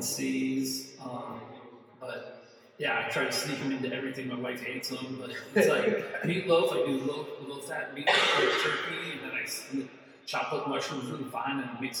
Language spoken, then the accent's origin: English; Ireland; But yeah, but the thing is like, I'm an Irish boy.